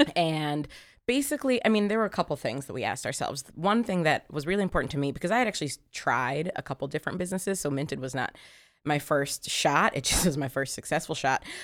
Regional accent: Columbus, Ohio, United States; I grew up in Columbus, Ohio

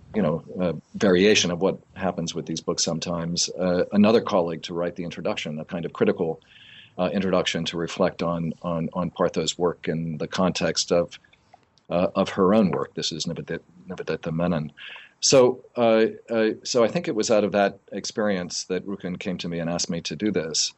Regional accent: outside of New Haven, Connecticut, United States; also born or lived in Tambaram, India; I grew up in Connecticut, outside of New Haven

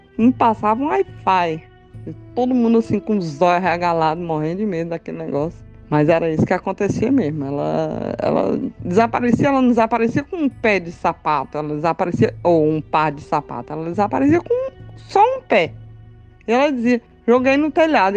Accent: Teresina, Piauí, Brazil; also born or lived in Fortaleza, Ceará; Eu nasci em Fortaleza, mas fui bebezinha para Teresina.

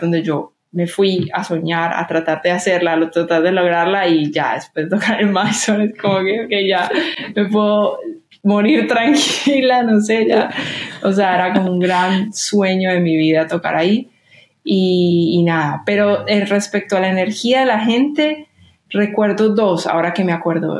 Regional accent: Medellín, Antioquia, Colombia; moved away as an adult; now in New York, United States; estoy volviendo a mi ciudad

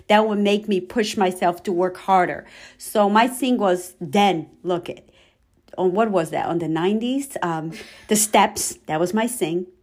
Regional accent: Brazil; English is a second language; now in United States; I'm originally from Brazil. I've been in the United States for the past thirty years.

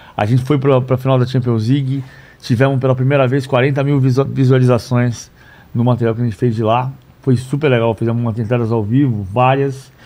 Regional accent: São Paulo, Brazil; Eu nasci em São Paulo, Rua Campevas 698, apartamento 33

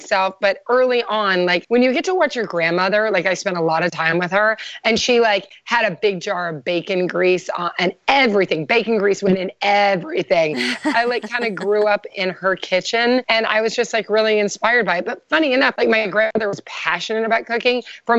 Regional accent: Kentucky, United States; I'm from Kentucky. My grandparents were very into farming and like grew all their own food.

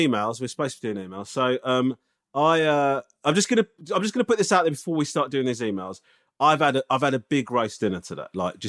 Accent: Japan; now in London, United Kingdom; I'm originally from Japan and I'm half Japanese, but I've now lived in London for almost 16 years.

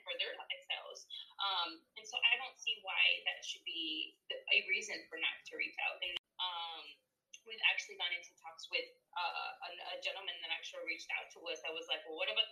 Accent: Texas, United States; I was raised here in Texas, but I am 100% Salvadoreña

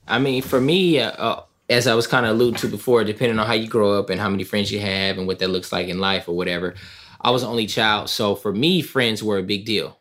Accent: Southern California, United States; also born or lived in East St. Louis, Illinois; growing up in Southern California, originally from East Saint Louis, Illinois

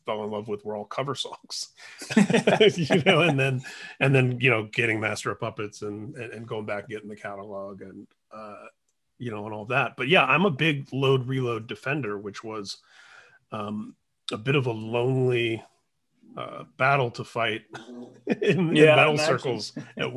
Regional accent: Indiana, United States; moved away; growing up in Indiana, where I'm from originally

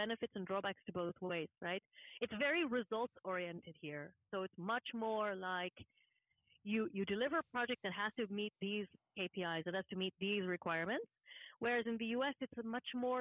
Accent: Houston, Dallas area, Texas, United States; moved away as an adult; also born or lived in Massachusetts / Washington, D.C. / Germany; now in Switzerland; I'm from the Houston, Dallas area

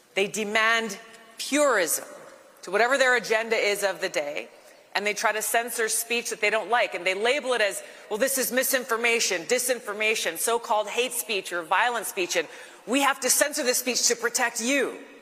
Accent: Hawaii, United States; my home state of Hawaii

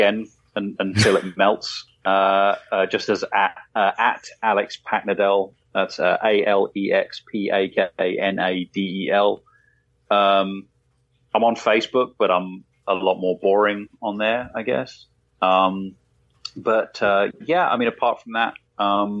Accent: England, United Kingdom; I'm English

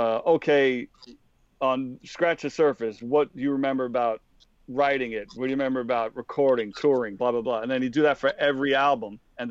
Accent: New York City, New York, United States; me and Pete growing up in Queens.

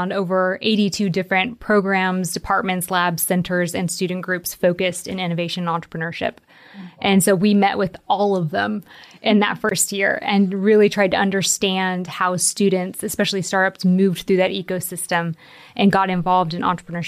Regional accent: Nashville, Tennessee, United States; now in Kentucky, United States; So I'm originally from Nashville, Tennessee. I moved around a lot, ended up going to high school here in Kentucky

